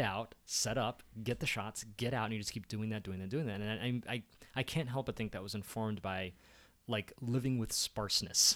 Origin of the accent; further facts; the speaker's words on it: Columbia, Maryland, United States; I was born in Columbia, Maryland